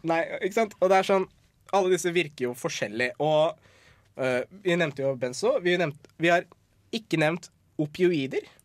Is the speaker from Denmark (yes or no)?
no; Iran; jeg er iraner